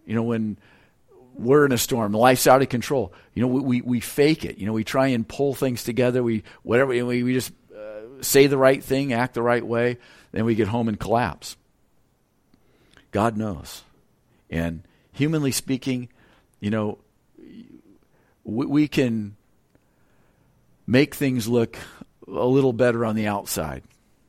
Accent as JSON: {"language": "English", "town": "Lompoc", "region": "California", "country": "United States", "said": "And where I'm from California, those northeast winds are cold and they're strong. And that's kind of the predominant wind in Lompoc."}